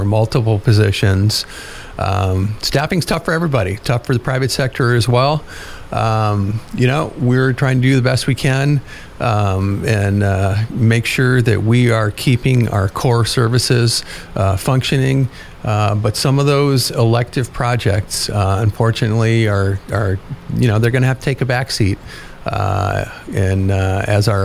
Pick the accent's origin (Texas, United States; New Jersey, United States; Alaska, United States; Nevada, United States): Alaska, United States; Juneau; I am lucky to get to be city manager of my hometown, the capital of Alaska.